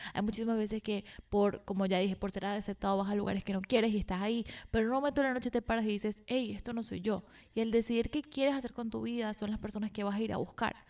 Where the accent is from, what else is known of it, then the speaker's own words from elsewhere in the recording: Venezuela; moved away; yo soy de Venezuela, donde había demasiada toxicidad